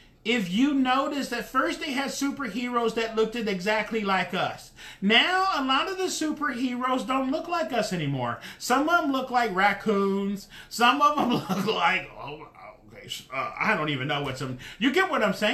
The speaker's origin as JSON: {"language": "English", "town": "Dayton", "region": "Ohio", "country": "United States", "tie": "born or raised there", "moved": "yes", "said": "When I'm from Dayton, Ohio. When I was in Dayton, Ohio, I left Dayton, Ohio in 1980. In Dayton, Ohio, when I was growing up, it was just black and white"}